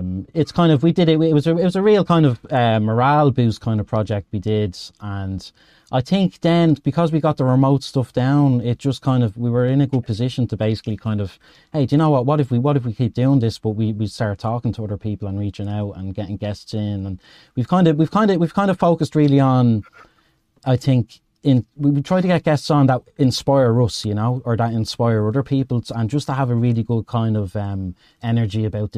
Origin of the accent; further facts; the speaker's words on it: Dublin, Leinster, Ireland; I'm from Dublin, Ed, in Ireland